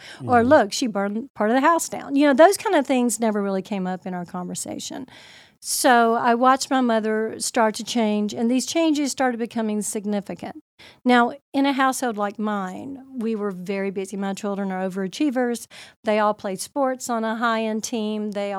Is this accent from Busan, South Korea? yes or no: no; Seoul, South Korea; I'm originally from Seoul, Korea. My dad was a colonel in the Air Force, and my mother was Korean. I was born over there, so I'm a bit of an Air Force brat.